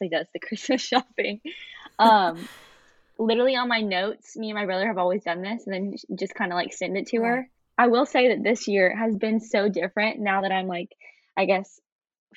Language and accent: English; Chapin, South Carolina, United States; now in Charleston, United States; I'm originally from Chapin, South Carolina. And now I get to call the beautiful city of Charleston home